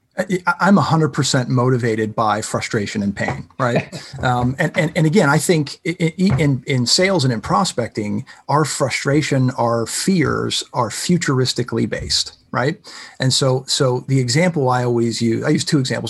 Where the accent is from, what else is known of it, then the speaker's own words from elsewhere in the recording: Pittsburgh, Pennsylvania, United States; I'm from Pittsburgh